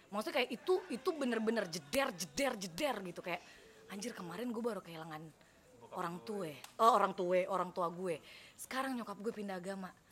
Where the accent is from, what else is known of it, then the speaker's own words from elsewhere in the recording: Yogyakarta, Special Region of Yogyakarta, Indonesia; by the way gue dari SMA udah ngekos padahal gue punya rumah di Jogja